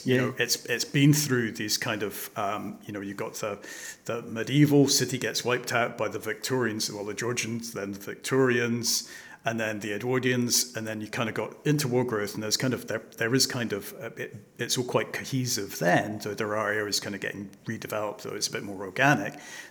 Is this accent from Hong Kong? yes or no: yes; Hong Kong; I was brought up in Hong Kong